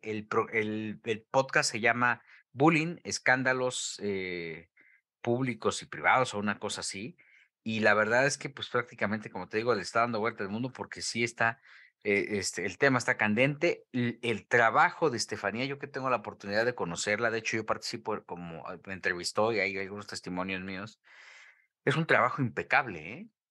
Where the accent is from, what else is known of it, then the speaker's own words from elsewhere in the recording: Mexico; como buen mexicano